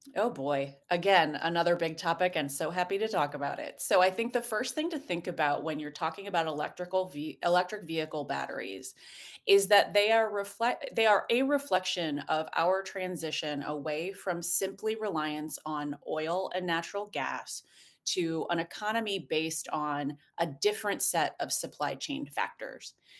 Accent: Indiana, United States; now in East Coast, United States; I am a proud Hoosier

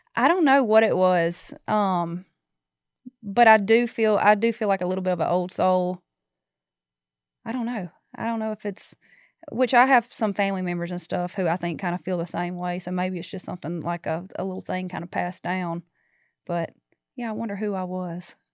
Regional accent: Baskin, Louisiana, United States; I'm from Northeast, so, like, about thirty miles south of Monroe

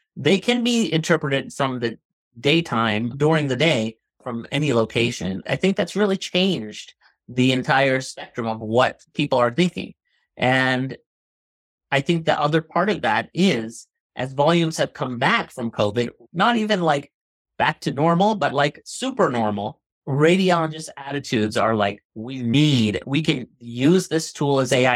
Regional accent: New Jersey, United States; moved away as an adult; also born or lived in Boston / Philadelphia / Chicago; now in Pittsburgh, United States; I'm originally from New Jersey. Grew up there, Northeast

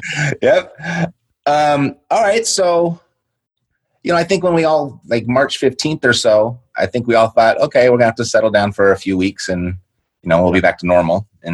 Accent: Southern California, United States; born or raised there

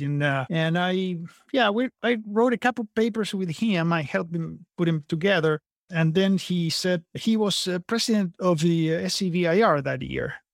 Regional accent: Argentina; moved away as an adult; also born or lived in California / Napa Valley; now in San Antonio, United States; I'm originally from Argentina

